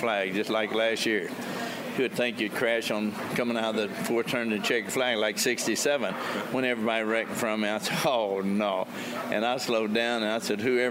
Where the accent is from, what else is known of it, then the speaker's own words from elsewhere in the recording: Texas, United States; I'm from Texas where you have steak and potatoes or a hamburger